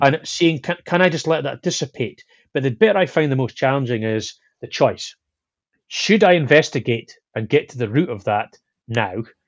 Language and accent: English; Scotland, United Kingdom; I'm Scottish